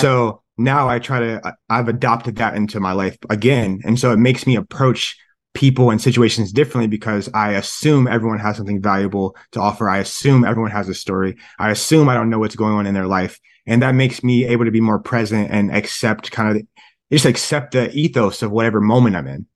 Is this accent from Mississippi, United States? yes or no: no; Columbus, Ohio, United States; also born or lived in San Francisco / Michigan / Davidson College; I'm from Columbus, Ohio, and it's like, it's freezing here